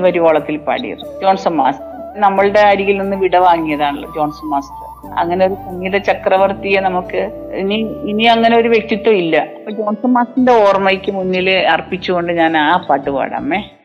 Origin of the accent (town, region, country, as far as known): Kerala, India; moved away